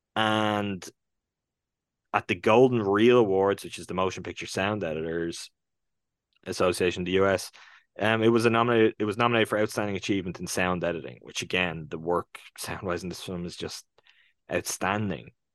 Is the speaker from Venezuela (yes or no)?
no; Ireland; first language English; even as an Irish person